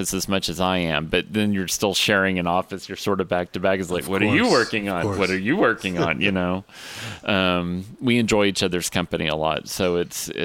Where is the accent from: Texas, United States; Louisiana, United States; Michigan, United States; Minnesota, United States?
Texas, United States; Austin; also born or lived in Dallas / Houston; I was born in Dallas. And when I was about 6 months old, my family moved to Austin.